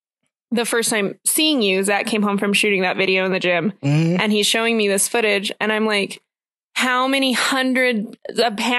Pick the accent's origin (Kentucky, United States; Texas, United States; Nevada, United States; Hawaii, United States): Nevada, United States; Las Vegas; now in Colorado, United States; I grew up in Las Vegas, so I moved here